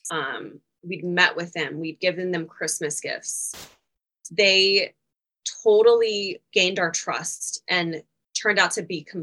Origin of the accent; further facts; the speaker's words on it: Louisville, Kentucky, United States; I'm from Louisville, Kentucky, though, which normally people from Louisville don't have an accent. It's more Eastern Kentucky